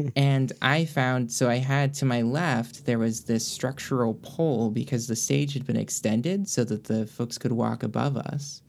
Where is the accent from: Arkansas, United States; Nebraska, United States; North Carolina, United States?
North Carolina, United States; Greensboro; moved away as an adult; now in Miami, United States; I grew up in Greensboro